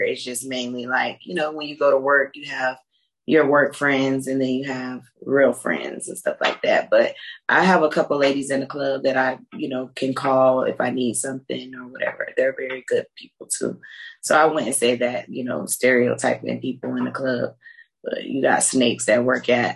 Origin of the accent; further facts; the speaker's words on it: Tampa, Florida, United States; I grew up in Tampa, Florida